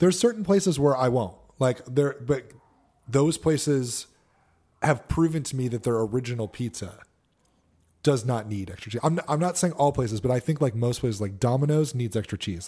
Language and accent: English; Connecticut, United States; I grew up in Connecticut